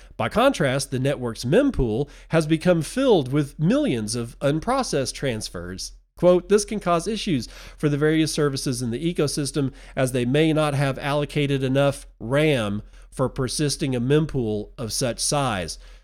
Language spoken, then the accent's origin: English; United States; I'm an American citizen. I live in the United States